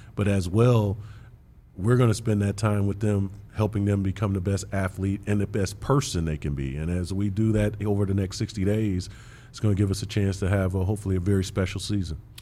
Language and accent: English; Big Ten country, Midwest, United States; I grew up in Big Ten country